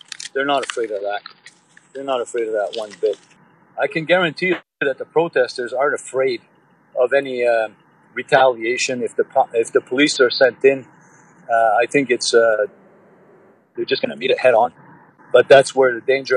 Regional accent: Oka, Quebec, Canada; I'm from Oka. I was here during 1990. I was here. I lived here my whole life.

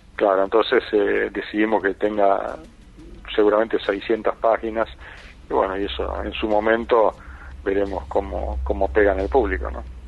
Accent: Buenos Aires, Argentina; yo fui concebido en Mar del Plata ah, como él y nací en Buenos Aires

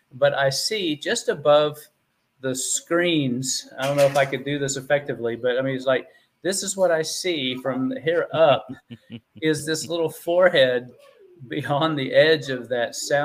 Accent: Houston, Texas, United States; I grew up in the Houston area

